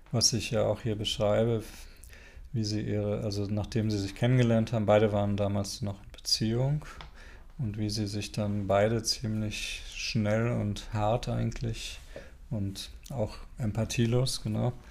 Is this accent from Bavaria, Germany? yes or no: no; North Rhine-Westphalia, Germany; also ich komme ja ursprünglich aus Westfalen und mache dort auch immer wieder mal Lesungen